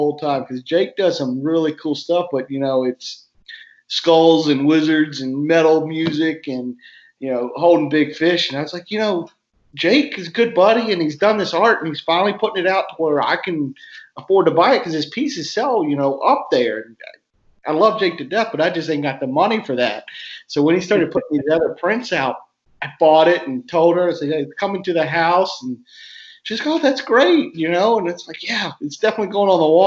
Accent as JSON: {"language": "English", "region": "Virginia", "country": "United States", "tie": "born or raised there", "moved": "yes", "said": "I grew up in Virginia"}